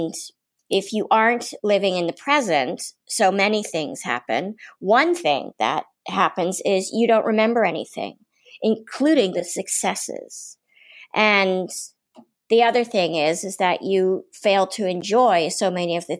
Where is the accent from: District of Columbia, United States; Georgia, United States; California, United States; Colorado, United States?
District of Columbia, United States; Washington; I'm from Washington, D.C.